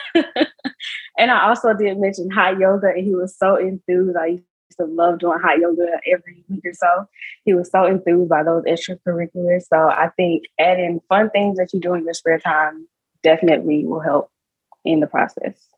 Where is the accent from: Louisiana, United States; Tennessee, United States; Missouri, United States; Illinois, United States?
Tennessee, United States; Memphis; I'm also from Memphis, Tennessee